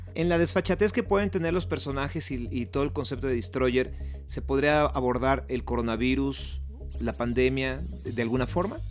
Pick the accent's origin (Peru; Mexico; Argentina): Mexico; orgullo como mexicano